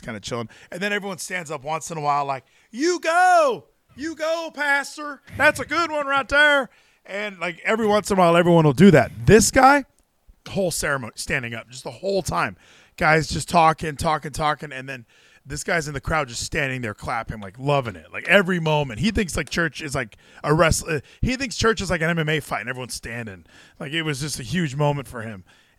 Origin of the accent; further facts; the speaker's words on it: Hawaii, United States; I'm from Hawaii